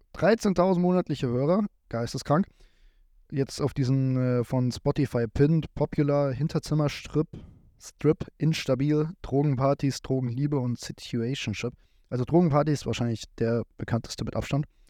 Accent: Giessen, Hesse, Germany; Ich komme hier aus dem Raum Gießen

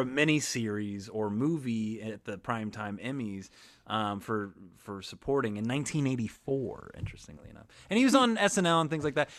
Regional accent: Kansas, United States; I'm from Kansas

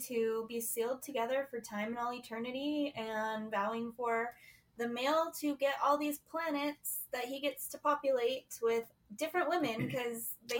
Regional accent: Utah, United States; we grew up in Utah, too, which is, like, home base of the Mormons.

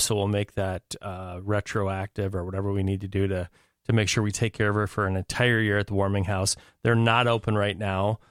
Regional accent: Minnesota, United States; a Minnesotan

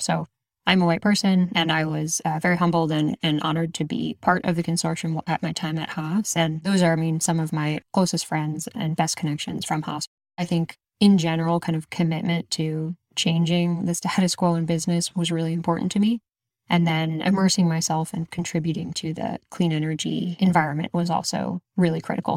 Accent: Exton, Pennsylvania, United States; moved away; I actually grew up outside of Philadelphia in a place called Exton, Pennsylvania.

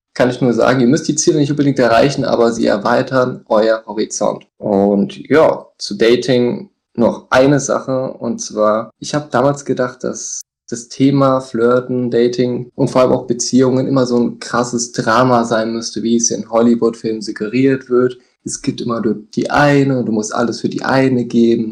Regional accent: Hesse, Germany; ich komme hier aus dem Hessen, aus dem Herzen von Deutschland

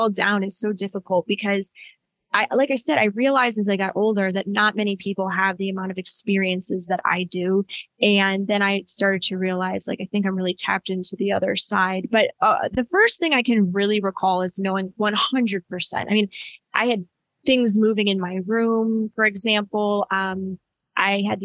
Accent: Cleveland, Ohio, United States; also born or lived in Kent, Ohio; I grew up just outside of Cleveland, Ohio

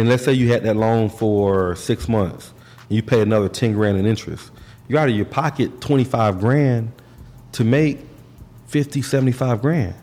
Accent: Orlando, Florida, United States; we're from Orlando

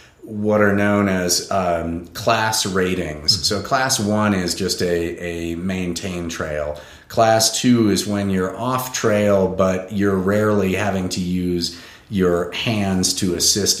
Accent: Portland, Oregon, United States; also born or lived in Berkeley, California; now in Colorado, United States; born in Berkeley, grew up in Portland, Oregon, always in sight of Mount Hood

